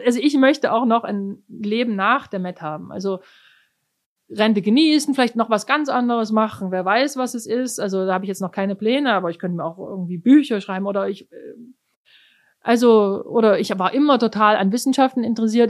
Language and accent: German; Germany; accent: German; moved away as an adult; now in New York, United States; jeder gleich merkt, dass ich von Deutschland komme